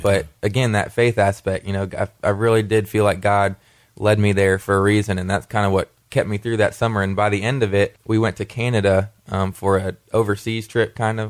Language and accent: English; Wilmore, Kentucky, United States; growing up in Kentucky